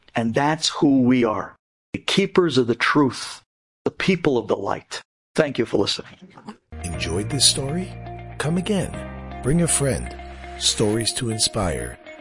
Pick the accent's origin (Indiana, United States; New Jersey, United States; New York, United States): New York, United States; New York City; we're from Brooklyn